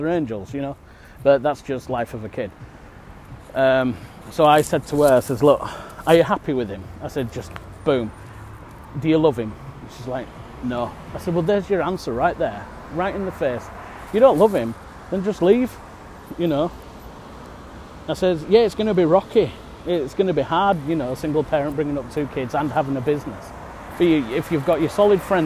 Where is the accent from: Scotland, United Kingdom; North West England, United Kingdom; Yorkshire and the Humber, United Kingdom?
Yorkshire and the Humber, United Kingdom; I'm in England at the minute. Born and bred in Yorkshire